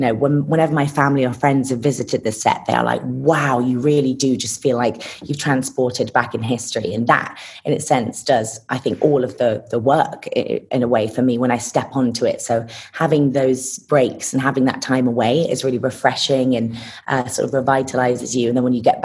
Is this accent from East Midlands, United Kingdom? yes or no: yes; Lincolnshire, East Midlands, United Kingdom; I grew up in Lincolnshire, United Kingdom